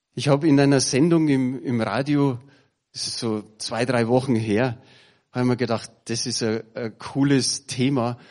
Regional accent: Bavaria, Germany; bei uns in Bayern

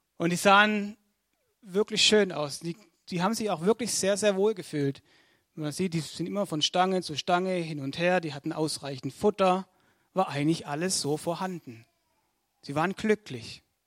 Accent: Altensteig, Baden-Württemberg, Germany; ich komme aus Altensteig.

